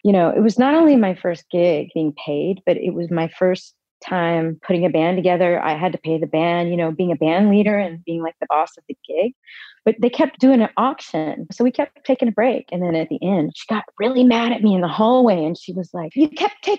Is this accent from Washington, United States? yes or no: no; Texas, United States; moved away; I loved growing up in Texas.